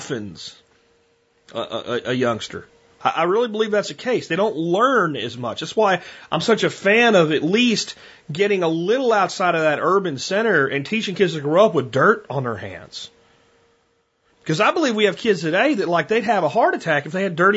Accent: Pennsylvania, United States; where I grew up in Pennsylvania

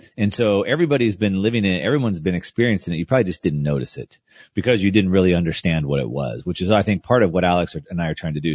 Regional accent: South Texas, United States; I grew up in South Texas.

